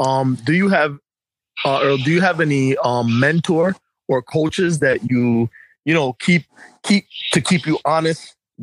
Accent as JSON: {"language": "English", "country": "Jamaica", "said": "being Jamaican"}